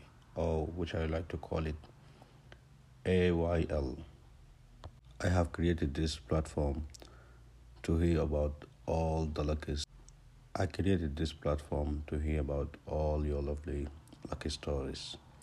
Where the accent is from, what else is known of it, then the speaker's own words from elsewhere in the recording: India; now in Dubai, United Arab Emirates; Actually, I'm from India, but I've been working in Dubai for more than 37 years.